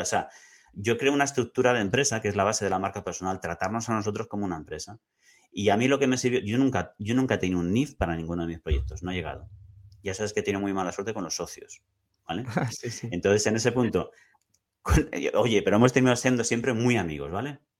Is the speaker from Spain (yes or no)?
yes; Tarragona, Catalonia, Spain; Como yo soy de Tarragona, me gusta mucho Escipión, pues yo me he leído todos sus libros.